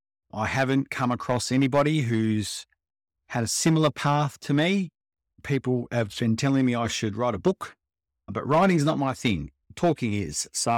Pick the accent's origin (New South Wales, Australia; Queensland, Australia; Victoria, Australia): Victoria, Australia; Melbourne; also born or lived in Perth; now in Sydney, Australia; I grew up in Melbourne. I moved around a fair bit with kids, with dad's work. So I lived in Perth, back to Melbourne, moved to Sydney, and I've spent the predominantly majority of my time here in Sydney.